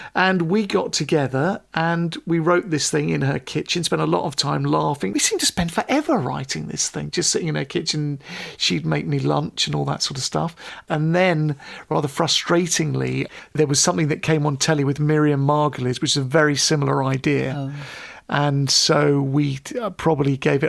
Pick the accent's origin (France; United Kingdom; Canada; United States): United Kingdom; Pinner, London; I grew up in Pinner